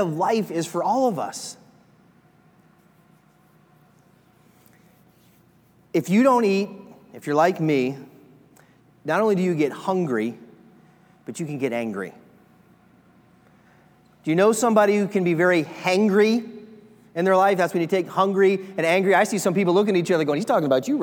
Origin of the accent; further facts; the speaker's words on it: Nebraska, United States; I said, Nebraska